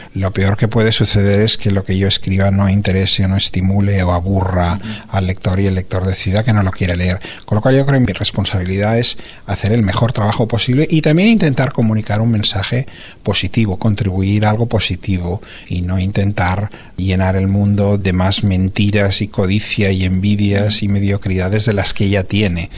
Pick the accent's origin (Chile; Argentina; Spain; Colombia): Spain; Barcelona, Catalonia; moved away as an adult; also born or lived in California, United States; la ciudad de Barcelona, que es donde yo nací, donde yo me crié y donde son mis raíces